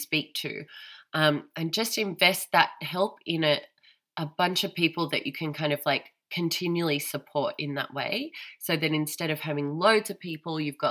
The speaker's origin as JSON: {"language": "English", "country": "Australia", "moved": "yes", "lives_now": "Germany", "said": "I'm Australian"}